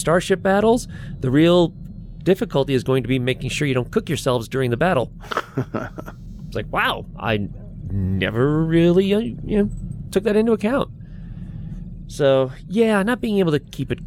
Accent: United States; as an American taxpayer

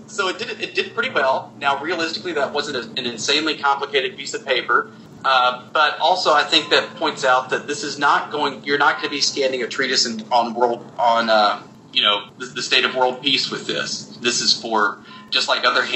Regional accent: the South, United States; I grew up in the South

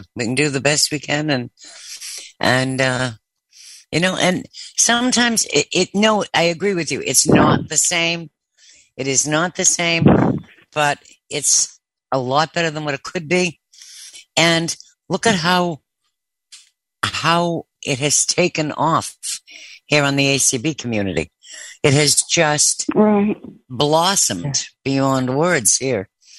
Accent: Boston, Massachusetts, United States; I'm originally from the Boston area. We have a thing about, we're not going to get into the explanation of when we use the letter R and when we don't.

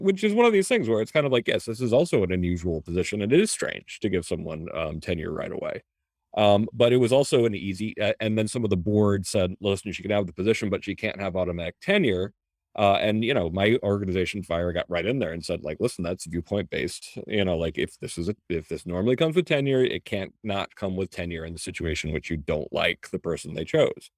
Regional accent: United States; first generation American

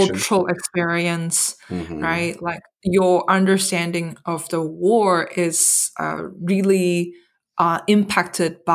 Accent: Hong Kong; I grew up in Hong Kong

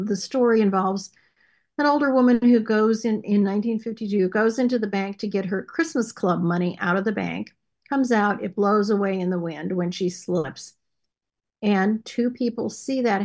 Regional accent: Cleveland, Ohio, United States; now in Phoenix, United States; Born and raised in Cleveland, Ohio

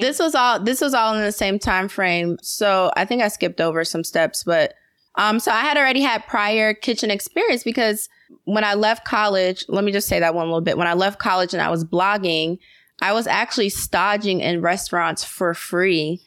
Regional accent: Atlanta, Georgia, United States; I was born and raised in Atlanta

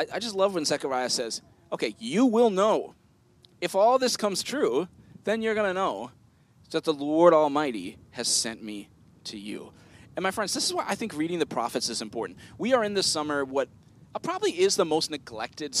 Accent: United States; us as American Christians

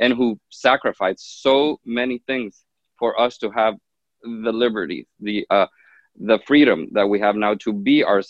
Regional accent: Honduras; moved away; I grew up in Honduras, in Central America, in a very typical half Hispanic, half Arabic family.

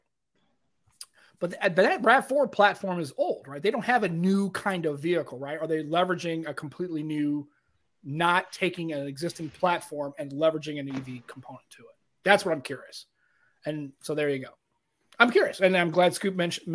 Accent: Missouri, United States; we're both from Missouri

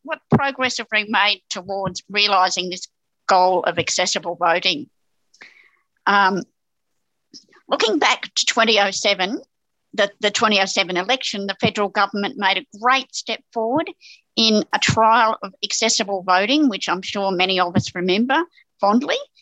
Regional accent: New South Wales, Australia; I'm from New South Wales

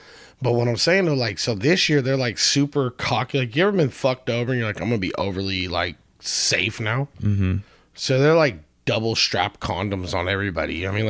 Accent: California, United States; I'm from California

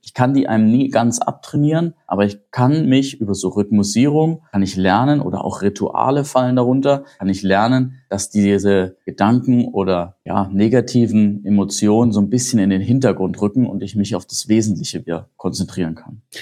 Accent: Germany; bei uns in Deutschland

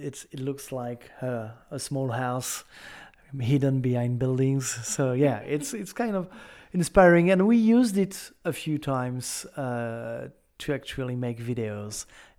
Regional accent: France; accent: French; English is a second language; With my French accent.

